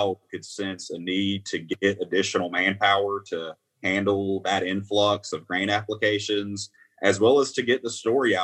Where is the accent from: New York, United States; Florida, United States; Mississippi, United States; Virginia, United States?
Mississippi, United States; I'm from Mississippi